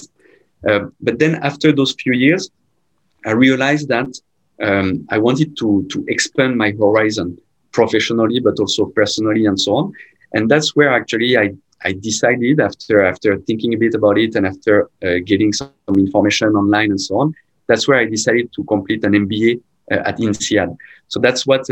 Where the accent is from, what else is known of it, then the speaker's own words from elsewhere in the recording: Rouen, Normandy, France; moved away as an adult; now in Malaysia; I'm from Normandy. And so I'm sure if you know, Normandy is very close by Paris, which is, of course, the anchor point for everyone in France, from a city called Rouen.